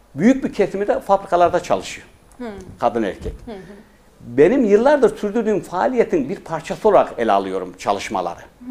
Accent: Pazarcık, Kahramanmaraş, Turkey; also born or lived in Iskenderun, Hatay; now in Istanbul, Turkey; Kahramanmaraş Pazarcık doğumluyum

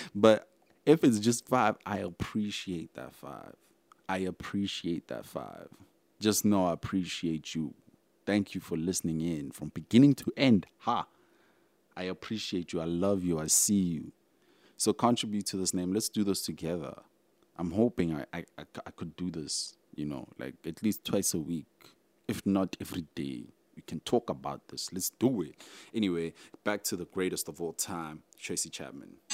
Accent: South Africa; I'm like South African

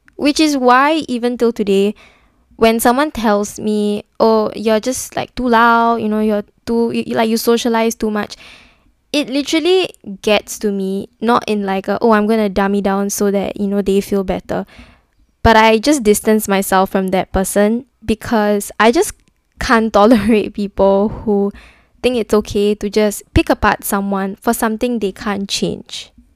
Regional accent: Singapore; I'm from Singapore

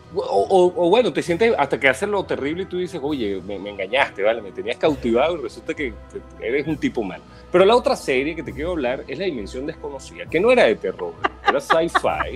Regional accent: Venezuela; yo me crié en Venezuela

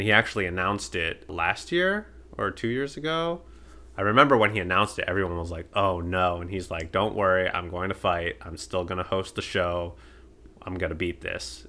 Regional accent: United States; I'm American

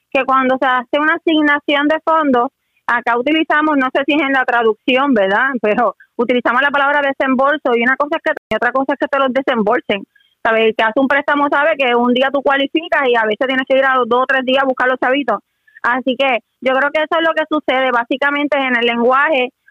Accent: Puerto Rico; como puertorriqueño

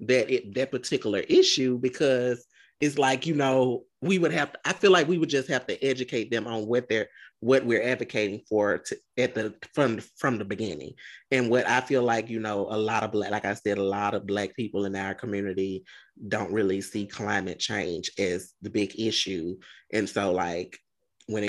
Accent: Browning, United States; but I grew up in Browning and it was hot in Browning growing up.

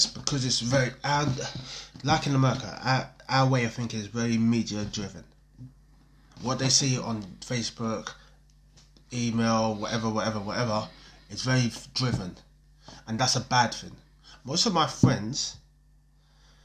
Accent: London, United Kingdom; moved away as an adult; now in Coventry, United Kingdom; I grew up in Norwood, Norwood Junction, South Norwood, Croydon, Addiscombe, Selsdon, New Addington, Shirley, Thornton Heath

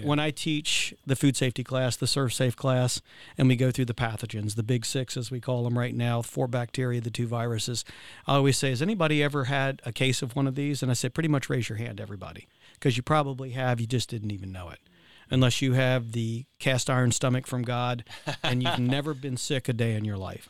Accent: Virginia, United States; I'm from Virginia

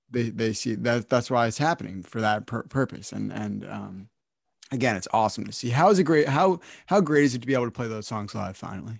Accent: New Jersey, United States; I'm from New Jersey

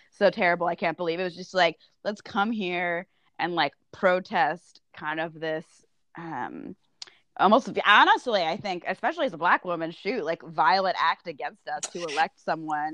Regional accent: Austin, Texas, United States; I'm from Austin

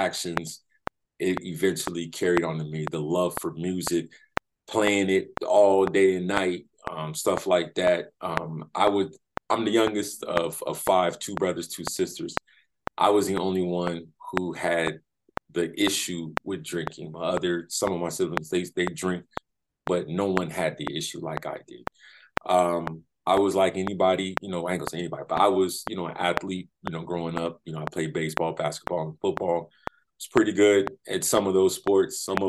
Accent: San Diego, California, United States; also born or lived in Florida; I was born in Florida, but raised in San Diego, California.

